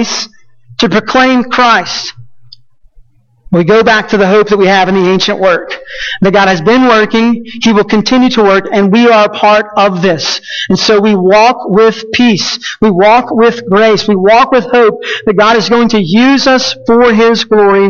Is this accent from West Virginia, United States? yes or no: no; Texas, United States; moved away as an adult; now in New Mexico, United States; I know wholeheartedly I'm Texan. Indoctrinated by it. Born with Texas diapers.